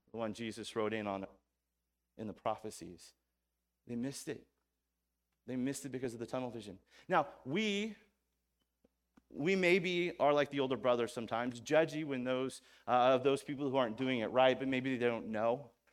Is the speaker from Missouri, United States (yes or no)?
yes; Missouri, United States; I'm from Missouri